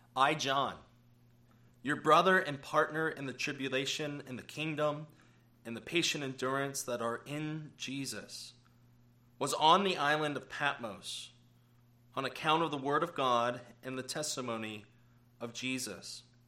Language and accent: English; United States; as American Christians